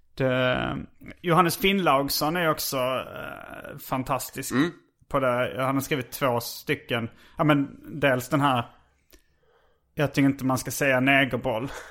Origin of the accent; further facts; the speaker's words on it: Sweden; oss riktiga svenskar